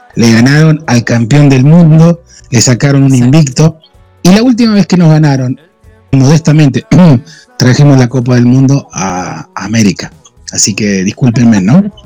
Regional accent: Argentina; Yo soy argentino.

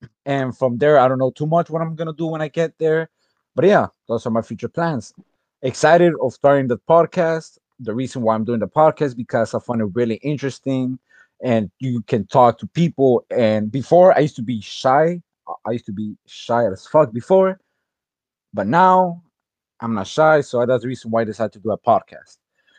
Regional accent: Florida, United States; also born or lived in Honduras; I'm 18 years old. I was born in Florida, 2002, and I moved to Honduras to learn Spanish.

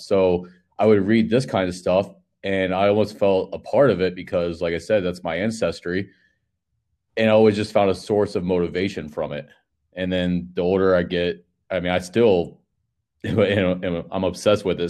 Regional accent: Panama City, Florida, United States; I'm from Panama City, Florida

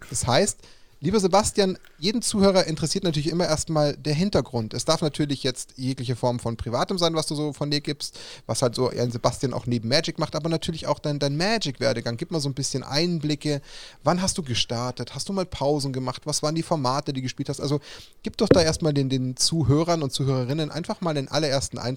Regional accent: Bavaria, Germany; wenn man jetzt als Bayer sagt, aus weiter Ferne ist fast schon unverschämt, aber ganz ums Eck ist er nicht.

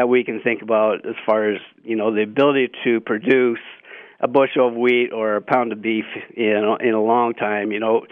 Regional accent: Lewistown, Montana, United States; now in Billings, United States; I was born and raised in Lewistown and fourth generation ranch there just north of Lewistown

